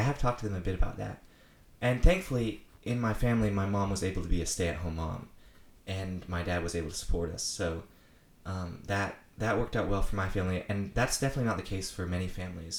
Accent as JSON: {"language": "English", "town": "Apex", "region": "North Carolina", "country": "United States", "said": "I'm from Apex, North Carolina"}